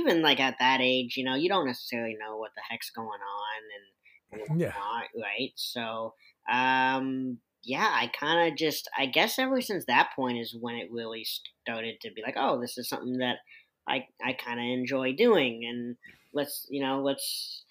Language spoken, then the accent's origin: English; Winnipeg, Manitoba, Canada; moved away; I grew up in Winnipeg, Canada, kind of the south side over there